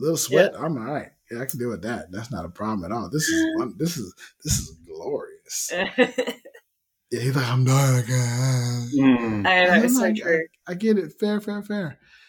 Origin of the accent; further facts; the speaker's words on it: Las Vegas, Nevada, United States; But then part of me goes, yeah, but I'm from Vegas. You know, I understand hot.